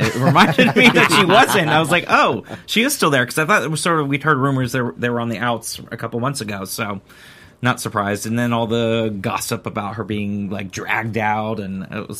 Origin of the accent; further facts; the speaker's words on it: Orlando, Florida, United States; Orlando, my hometown